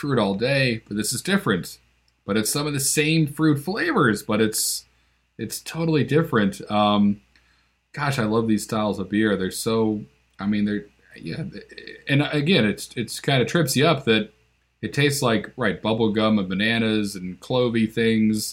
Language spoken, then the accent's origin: English; Northeast, United States; I'm from the Northeast